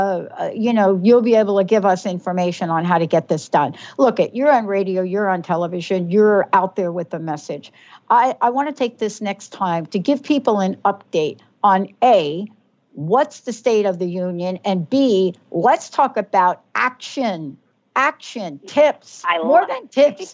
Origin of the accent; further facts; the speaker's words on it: New York City, New York, United States; I grew up in New York City.